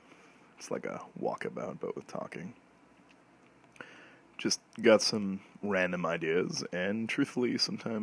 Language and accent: English; Canada; as a Canadian